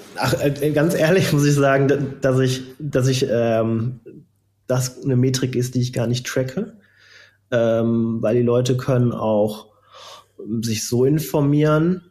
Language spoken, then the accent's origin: German; Geldern, North Rhine-Westphalia, Germany; Ich komme ja ganz aus der Nähe ähm, von Düsseldorf. In Geldern bin ich groß geworden